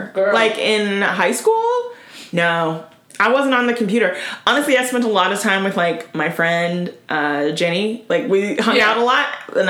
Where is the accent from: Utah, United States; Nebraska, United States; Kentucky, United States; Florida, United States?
Florida, United States; I mean, I grew up in Florida